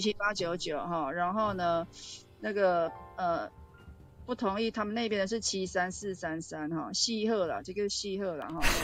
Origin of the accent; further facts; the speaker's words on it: Taichung, Taiwan; 教训你欺负我们台中人